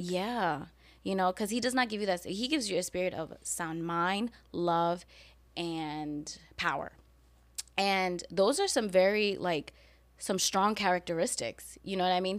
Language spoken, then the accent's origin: English; New York City, New York, United States; now in Florida, United States; growing up in New York and growing up in the hood